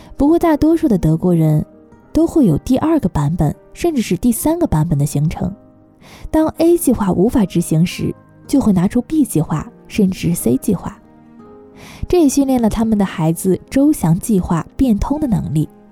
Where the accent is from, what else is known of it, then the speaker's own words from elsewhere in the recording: Taiwan; now in Germany; 我们从小住在台湾地区